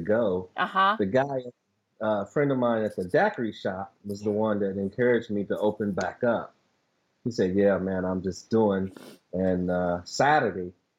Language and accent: English; Oklahoma, United States; now in Kansas City, United States; I'm actually from Oklahoma, but okay. I've been here since about 68, 69